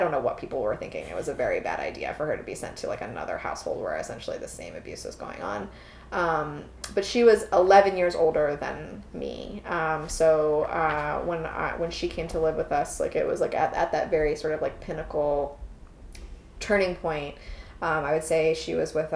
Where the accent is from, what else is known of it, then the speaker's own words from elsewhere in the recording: Chicago, Illinois, United States; moved away as an adult; also born or lived in Roanoke, Virginia; I grew up in Chicago and spent 19 years of my life there